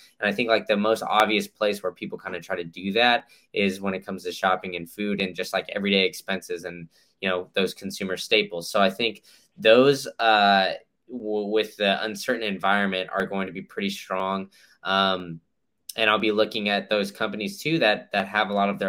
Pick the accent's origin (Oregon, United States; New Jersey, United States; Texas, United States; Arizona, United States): Texas, United States; now in Tampa, United States; I grew up in Texas, so the grocery store there is HEB